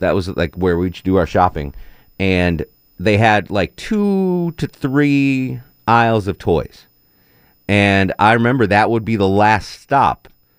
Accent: Connecticut, United States; There was a store where I grew up in Connecticut called Caldor.

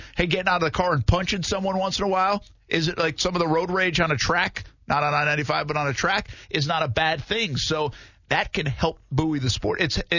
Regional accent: New England, United States; now in Jacksonville, United States; where I grew up in New England

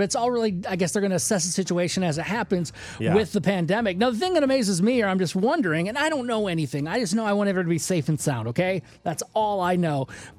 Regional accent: Michigan, United States; now in San Antonio, United States; I'm from Michigan, where I was born

